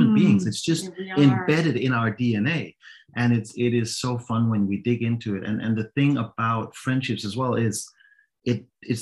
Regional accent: Denmark; English is a second language; now in Copenhagen, Denmark; I grew up about 2 hours away from Copenhagen

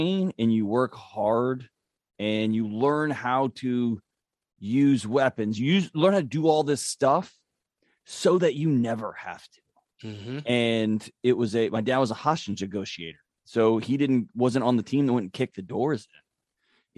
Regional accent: Houston, Texas, United States; Born and raised in Houston, Texas

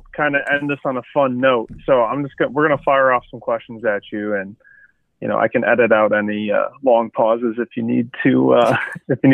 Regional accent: Midwest, United States; I'm from the Midwest

